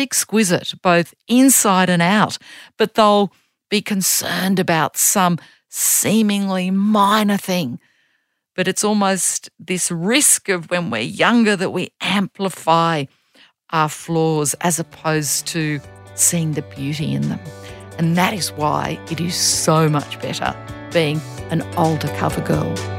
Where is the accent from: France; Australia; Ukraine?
Australia; also born or lived in Germany; I'm a girl from Australia